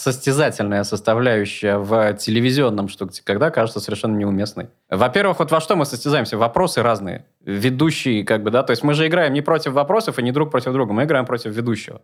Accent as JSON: {"language": "Russian", "town": "Gatchina", "region": "Leningrad Oblast", "country": "Russia", "tie": "born or raised there", "said": "я родился в Гатчине"}